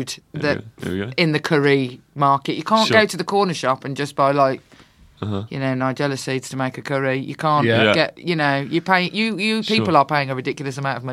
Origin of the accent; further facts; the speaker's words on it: Birmingham, West Midlands, United Kingdom; I'm from Birmingham.